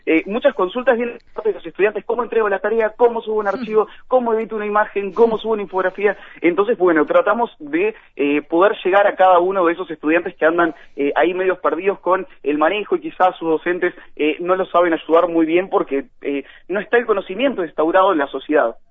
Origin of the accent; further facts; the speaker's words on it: Florida, Uruguay; yo soy de Florida